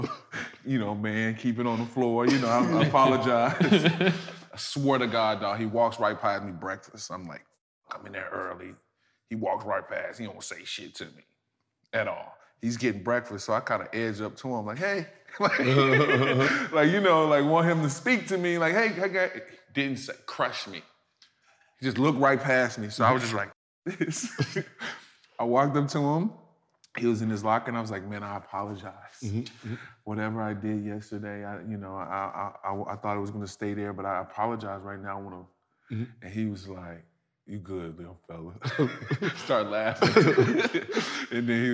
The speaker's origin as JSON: {"language": "English", "region": "Louisiana", "country": "United States", "said": "But, you know, it's just where I'm from Louisiana. So, you know, we bite out there."}